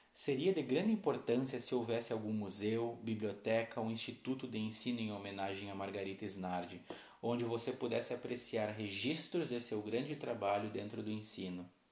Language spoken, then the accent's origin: Portuguese; Santana do Livramento, Rio Grande do Sul, Brazil; Sou da cidade de Santana do Livramento, Rio Grande do Sul